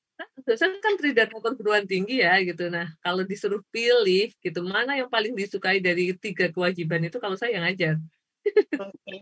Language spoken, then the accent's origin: Indonesian; Klaten, Central Java, Indonesia; saya kan lahirnya di Kelaten